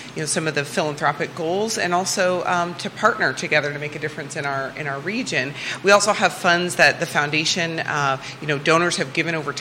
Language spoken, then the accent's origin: English; Iowa, United States; moved away as an adult; now in Virginia, United States; I am originally from Iowa. I'm an Iowa farm girl.